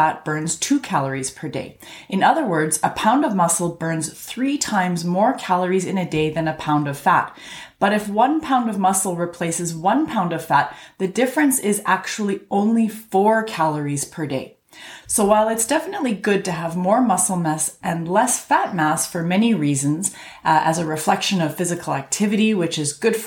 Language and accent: English; Canada; I'm a Canadian physician